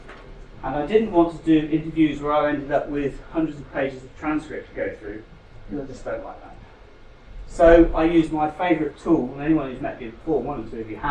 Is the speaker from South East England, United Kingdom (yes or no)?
no; South Devon, South West England, United Kingdom; moved away as an adult; also born or lived in London; I was born and raised in South Devon.